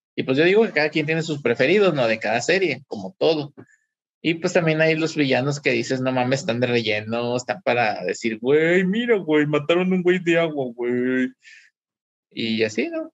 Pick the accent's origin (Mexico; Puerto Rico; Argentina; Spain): Mexico; como buenos mexicanos que somos